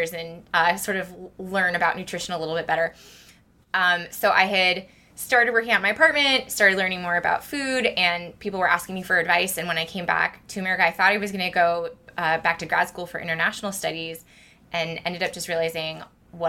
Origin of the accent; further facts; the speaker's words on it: Santa Cruz, California, United States; moved away as an adult; also born or lived in Los Angeles / Japan; now in San Francisco, United States; I grew up in Santa Cruz